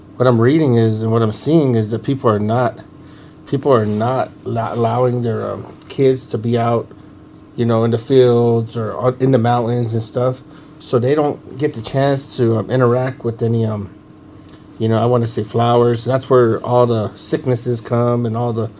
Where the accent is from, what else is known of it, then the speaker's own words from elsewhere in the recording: Mescalero, New Mexico, United States; I grew up here in Mescalero all my life